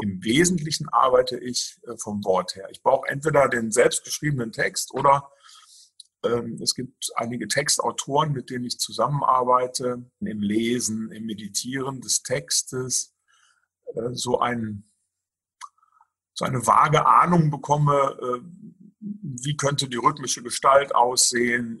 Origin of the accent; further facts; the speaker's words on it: Saarwellingen, Saarland, Germany; also born or lived in near Ingolstadt, Bavaria; now in Steinerskirchen, Germany; ich komme gebürtig aus dem Saarland. Ähm, ich bin in dem schönen Ort Saarwellingen zu Hause. Das ist im Kreis Saarlouis. Also so nach Frankreich hin orientiert so ein bisschen. Also da bin ich aufgewachsen